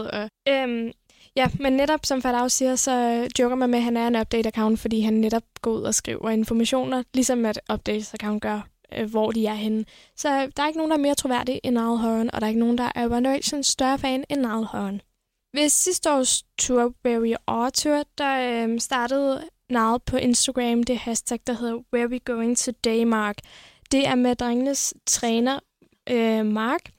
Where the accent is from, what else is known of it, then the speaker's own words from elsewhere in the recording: Viborg, Central Denmark Region, Denmark; og jeg kommer fra Viborg.